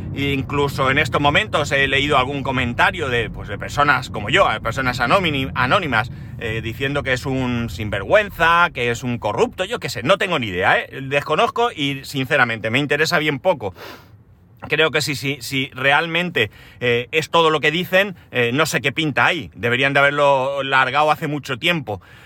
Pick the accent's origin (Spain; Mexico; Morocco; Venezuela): Spain